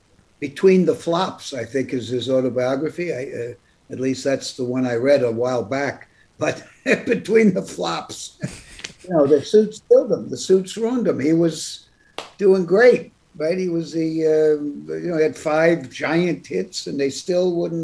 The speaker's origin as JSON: {"language": "English", "town": "New York City", "region": "New York", "country": "United States", "tie": "born or raised there", "said": "I grew up in New York City, which is so cynical, and everybody is so cool"}